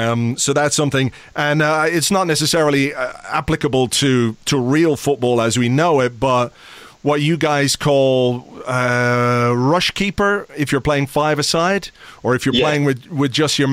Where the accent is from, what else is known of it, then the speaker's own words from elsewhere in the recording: Ireland; being Irish